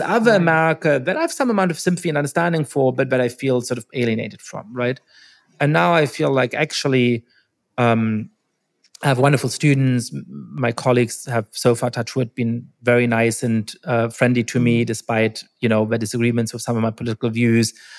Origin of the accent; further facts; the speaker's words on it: Germany; when I was growing up in Germany